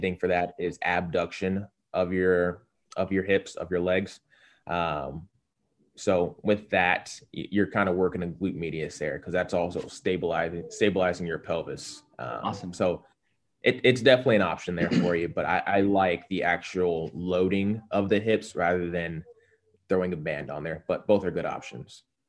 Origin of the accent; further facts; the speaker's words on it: Cincinnati, Ohio, United States; I'm from Cincinnati, born and raised